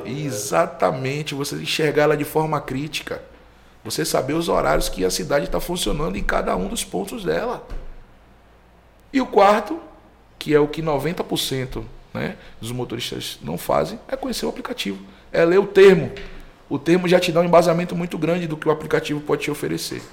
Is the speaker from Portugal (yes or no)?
no; Salvador, Bahia, Brazil; eu sou cria de Cajazeiras, né? Um bairro